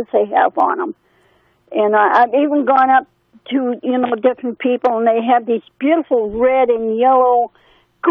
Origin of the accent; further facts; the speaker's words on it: Manchester, Connecticut, United States; I was born and raised in this country. I was born in Connecticut